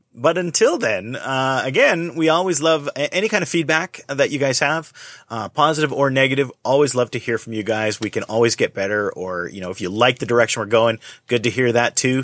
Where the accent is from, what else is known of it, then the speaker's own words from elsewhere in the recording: Canada; I was from Canada